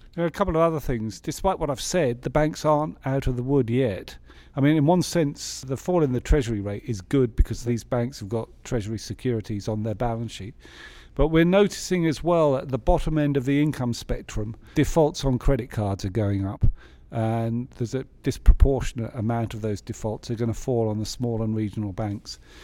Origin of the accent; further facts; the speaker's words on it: England, United Kingdom; as an English economist